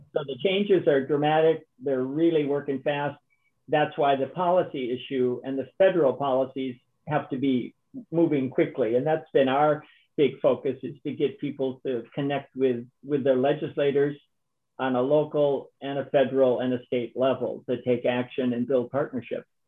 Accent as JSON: {"language": "English", "region": "Minnesota", "country": "United States", "tie": "born or raised there", "also_born_or_lived": "Wisconsin", "said": "I'm a Minnesotan, so I grew up skating"}